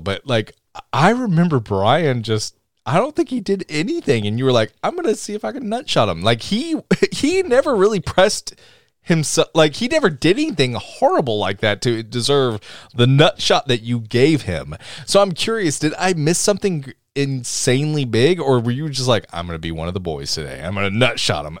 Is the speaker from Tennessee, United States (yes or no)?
yes; Tennessee, United States; accent: deep south; we're all from Tennessee